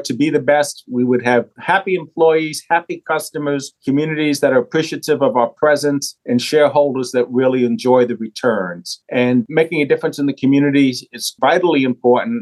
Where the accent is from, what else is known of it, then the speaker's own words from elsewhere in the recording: New York City, New York, United States; moved away; Born and raised in New York City, you might be able to hear some of that from the accent